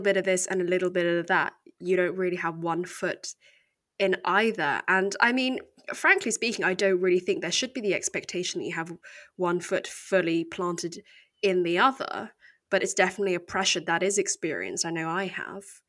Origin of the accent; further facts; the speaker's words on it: United Kingdom; accent: very English; I was born here in the U K, and I've always lived here